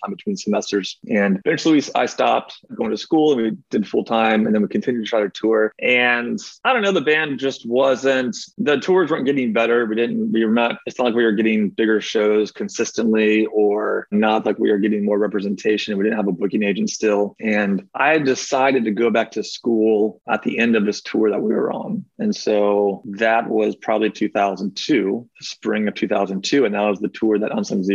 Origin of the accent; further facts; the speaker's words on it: Mount Dora, Florida, United States; moved away as an adult; now in Virginia, United States; I'm originally from Central Florida, a town called Mount Dora